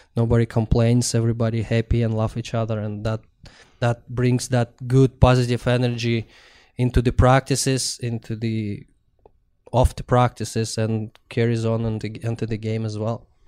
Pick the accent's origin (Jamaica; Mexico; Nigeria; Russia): Russia; born or raised there; moved away